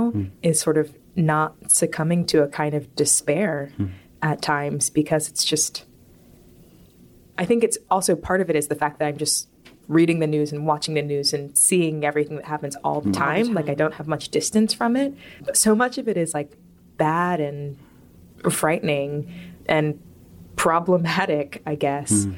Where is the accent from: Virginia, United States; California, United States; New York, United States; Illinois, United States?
Virginia, United States; Richmond; I grew up in Richmond, Virginia